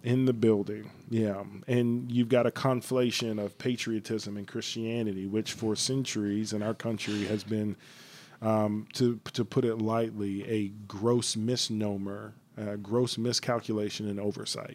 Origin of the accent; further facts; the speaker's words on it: Atlanta, Georgia, United States; my hometown